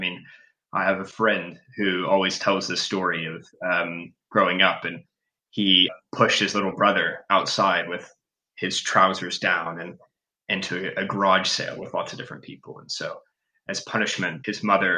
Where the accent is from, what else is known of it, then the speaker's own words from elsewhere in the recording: rural Texas, United States; moved away as an adult; now in United Kingdom; I grew up in rural Texas